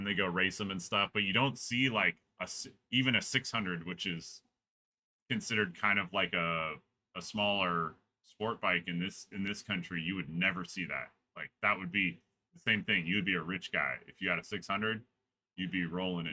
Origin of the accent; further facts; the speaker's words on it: California, United States; moved away; I grew up in California